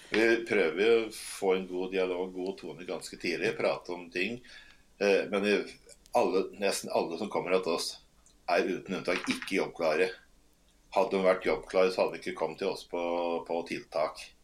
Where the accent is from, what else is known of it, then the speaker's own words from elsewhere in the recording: Toten, Innlandet, Norway; also born or lived in Northern Norway; jeg er født og oppvokst på Toten